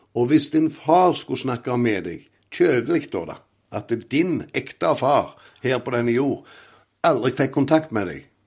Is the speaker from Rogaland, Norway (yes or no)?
yes; Åkrehamn, Rogaland, Norway; jeg er jo ifra Åkra Eh, på Karmøy. Har vokst opp i en fantastisk familie